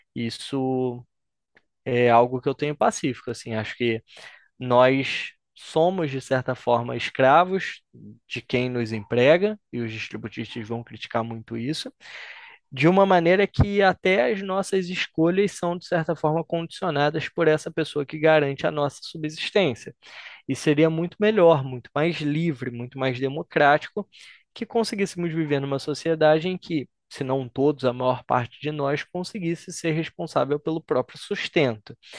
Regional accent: Brazil; also born or lived in Argentina; somos nós brasileiros

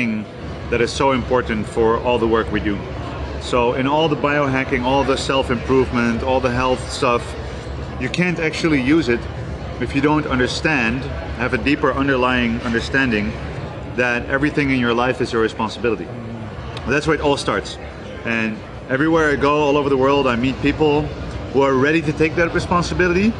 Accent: Netherlands; I'm from the Netherlands. That's where I'm from and that's where I was born and raised.

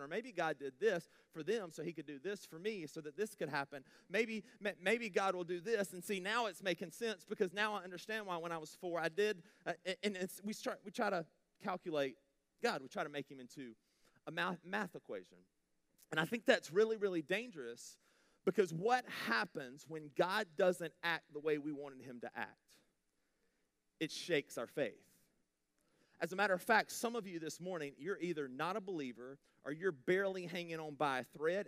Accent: United States

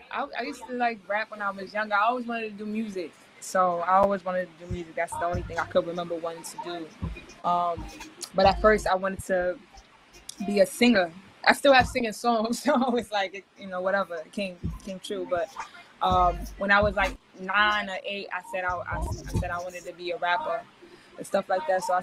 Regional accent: Queens, New York, United States; born and raised in New York City, um, Queens, New York.

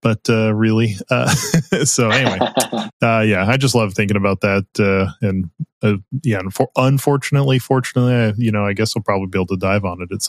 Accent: Las Vegas, Nevada, United States; moved away; I'm originally from Las Vegas. So I learned how to dive in Lake Mead

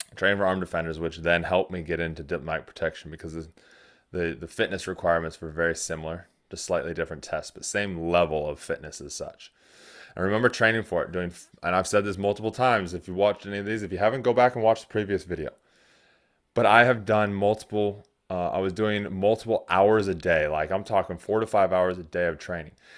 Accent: United States; now in New Zealand; I am an American

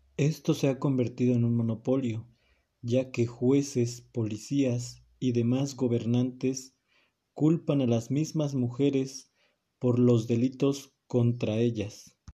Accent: Mexico; como mexicano

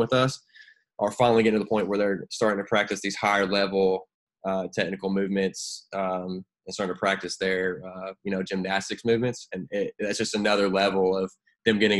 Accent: Knoxville, Tennessee, United States; born in Knoxville, so you know, that's my home state

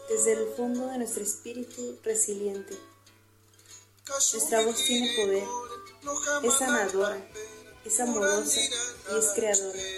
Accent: Zacapu, Michoacán, Mexico

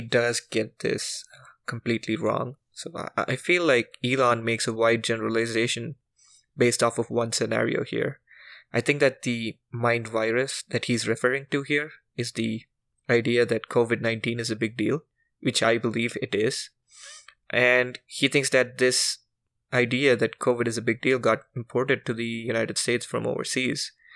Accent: India; as an Indian

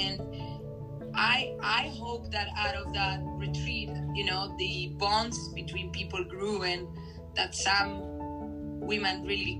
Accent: Spain; accent: Spanish; English is a second language; moved away as an adult; now in Hong Kong; but with my nice Spanish accent.

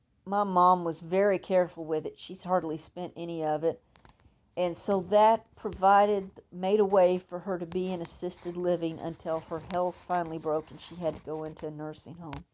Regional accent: Texas, United States; I'm a Texan and I mispronounce things

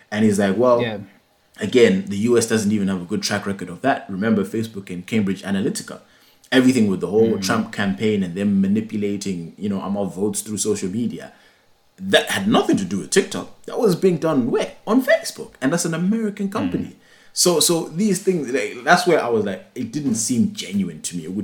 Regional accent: Singapore; firstly, I'm Singaporean

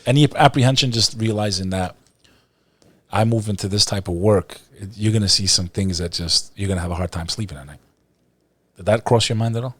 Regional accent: New Jersey, United States; also born or lived in Texas; I was born in Texas, grew up in Jersey

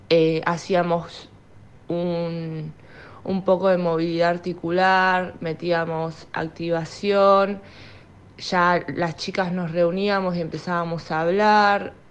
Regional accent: Buenos Aires, Argentina; tengo 22 años, soy de Capital Federal.

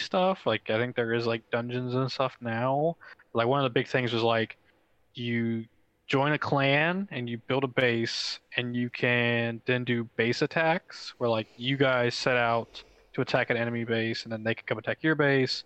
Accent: the South, United States; I am from the South

